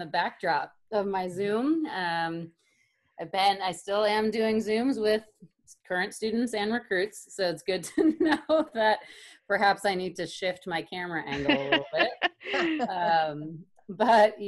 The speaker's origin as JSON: {"language": "English", "town": "Killingworth", "region": "Connecticut", "country": "United States", "tie": "born or raised there", "said": "I'm originally from Connecticut, grew up in a small town, Killingworth"}